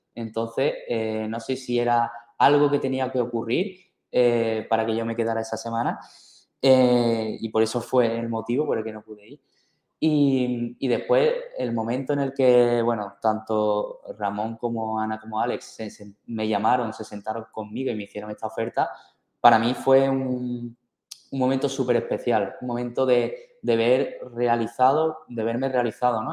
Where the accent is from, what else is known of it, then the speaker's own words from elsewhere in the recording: Seville, Andalusia, Spain; Algo muy, muy típico de mi tierra, yo soy de Sevilla